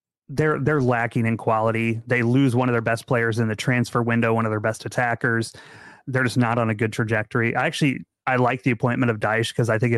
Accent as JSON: {"language": "English", "region": "Central Illinois", "country": "United States", "tie": "born or raised there", "moved": "yes", "said": "The latest official Arsenal America group is actually from my hometown. I've moved away now"}